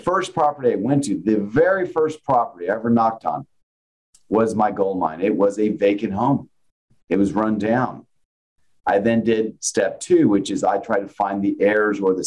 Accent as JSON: {"language": "English", "town": "San Antonio", "region": "Texas", "country": "United States", "tie": "born or raised there", "also_born_or_lived": "Nebraska", "said": "I'm from San Antonio. I'm born and raised here"}